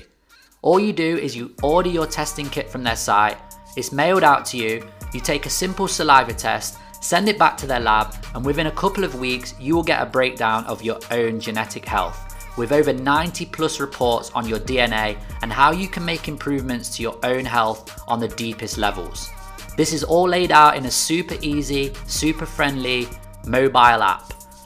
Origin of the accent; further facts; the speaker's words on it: Nottingham, East Midlands, United Kingdom; He's based in Nottingham, my hometown. We're both from the same city.